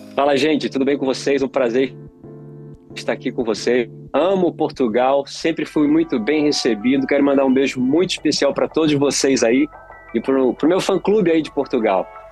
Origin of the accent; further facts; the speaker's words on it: Pernambuco, Brazil; now in Los Angeles, United States; eu sou de Pernambuco, então lá em Pernambuco o, o, o, nordestino brasileiro ele é muito musical